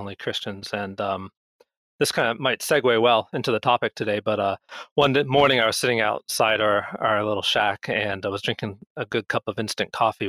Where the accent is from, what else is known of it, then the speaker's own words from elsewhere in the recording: Pennsylvania, United States; moved away as an adult; also born or lived in Vancouver, Canada; I grew up in Pennsylvania for the most part